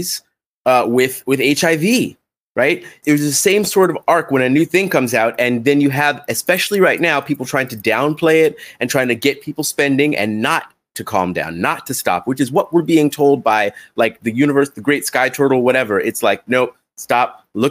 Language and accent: English; United States